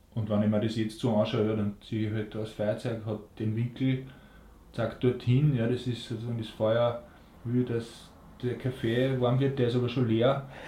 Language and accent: German; Linz, Upper Austria, Austria; Und ich bin in Linz geboren, ich bin quasi ein richtiger Linzer